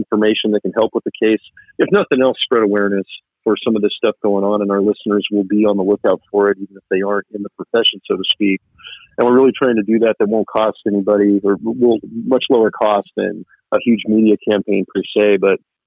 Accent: Silicon Valley area, Bay Area, California, United States; I was originally from the Silicon Valley area and based a good portion of my career out on this side

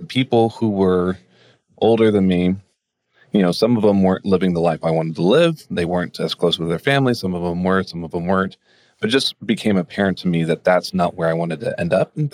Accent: Austin, Texas, United States; moved away as an adult; also born or lived in Australia; I was raised in Austin, Texas

